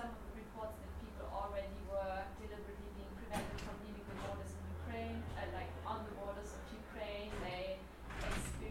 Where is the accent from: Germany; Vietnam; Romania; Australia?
Germany; Munich, Bavaria; moved away as an adult; now in Norway; I'm originally from Germany.